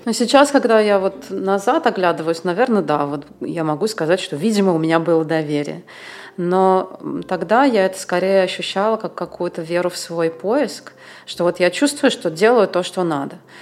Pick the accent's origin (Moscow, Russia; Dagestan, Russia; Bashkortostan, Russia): Moscow, Russia; moved away as an adult; also born or lived in India / Thailand; now in Bulgaria; я в 19 лет уехала из Москвы